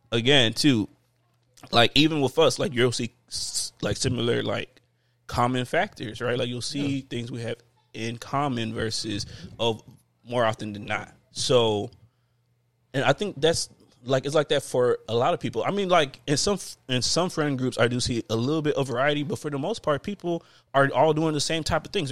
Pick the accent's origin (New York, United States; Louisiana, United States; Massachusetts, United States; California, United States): Louisiana, United States; New Orleans; I'm from New Orleans, baby. Like, that's what we do.